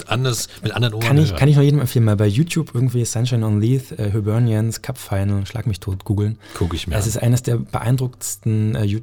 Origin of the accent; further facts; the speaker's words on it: Cottbus, Brandenburg, Germany; aber natürlich auch meiner Heimatstadt irgendwie einfach, dass sie, ja, dass alles gut wird. Also, ähm, ich glaube, Cottbus hat so viel Potenzial. Es ist so eine schöne Stadt.